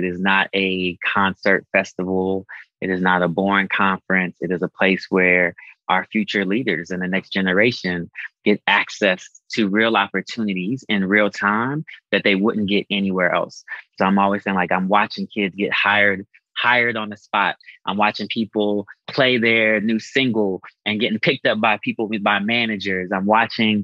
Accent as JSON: {"language": "English", "town": "Boulder", "region": "Colorado", "country": "United States", "tie": "born or raised there", "said": "I was born in Boulder, Colorado"}